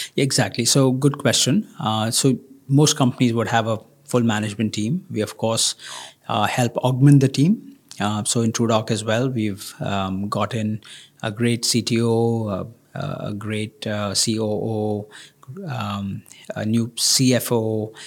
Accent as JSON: {"language": "English", "country": "India", "said": "I come from India"}